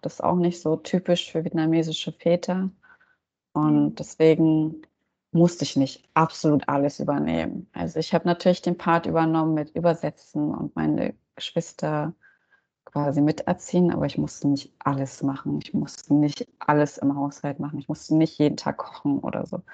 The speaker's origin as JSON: {"language": "German", "country": "Germany", "tie": "born or raised there", "said": "ich bin hier in Deutschland auch aufgewachsen"}